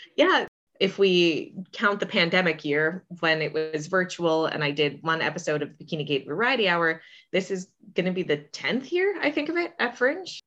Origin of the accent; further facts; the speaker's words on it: St. Petersburg, Florida, United States; also born or lived in Orlando; I was born in South Florida, but grew up in the Saint Pete, Clearwater area